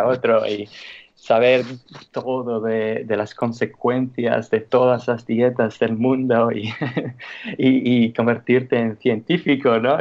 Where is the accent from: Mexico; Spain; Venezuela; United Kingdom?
United Kingdom; England; moved away; soy inglés